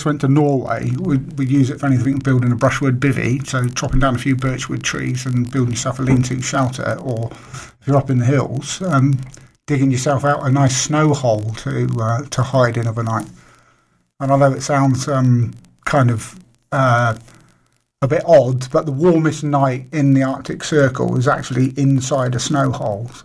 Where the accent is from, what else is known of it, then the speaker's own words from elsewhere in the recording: Isle of Wight, South East England, United Kingdom; growing up in the Isle of Wight